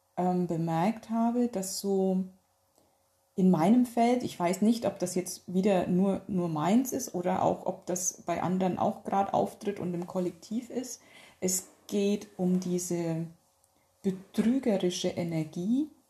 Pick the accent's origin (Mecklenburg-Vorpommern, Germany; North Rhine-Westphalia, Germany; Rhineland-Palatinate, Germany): North Rhine-Westphalia, Germany; bei uns in Nordrhein-Westfalen